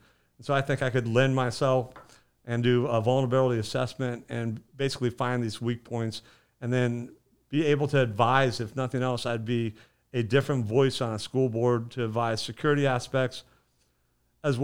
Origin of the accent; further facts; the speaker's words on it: Bradenton, Florida, United States; So I was born and raised here in Bradenton.